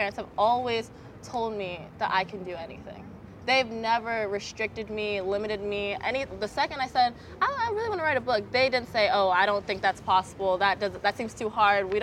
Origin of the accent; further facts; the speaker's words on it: Milpitas, California, United States; growing up in Milpitas, California